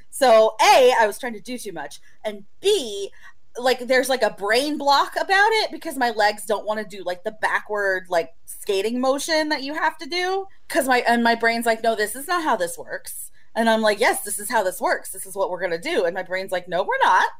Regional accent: Oklahoma, United States; you are raised with in Oklahoma

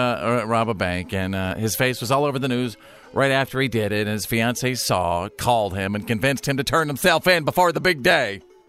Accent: Texas, United States; my home state of Texas, the Lone Star State.

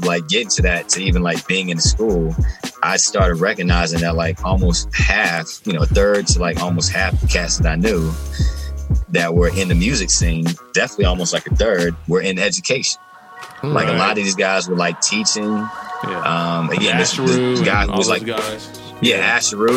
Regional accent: Charlotte, North Carolina, United States; Born and raised in Charlotte

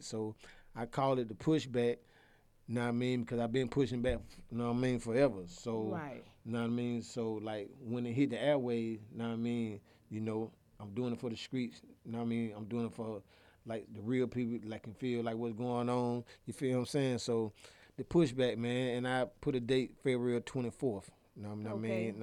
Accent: Atlanta, Georgia, United States; I grew up in Titwood

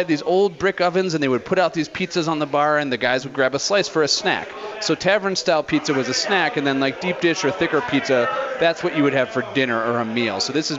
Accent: Chicago, Illinois, United States; born or raised there; now in Denver, United States

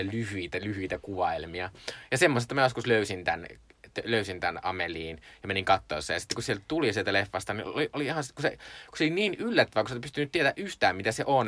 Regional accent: Joensuu, North Karelia, Finland; mä olin siis Joensuusta kotoisin, Joensuu on aika pieni kaupunki

